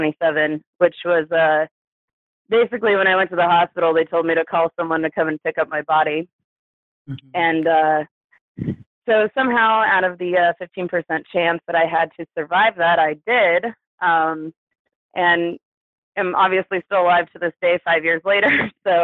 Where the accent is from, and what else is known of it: Kansas City, Missouri, United States; born or raised there; also born or lived in Santa Barbara, California / Albuquerque, New Mexico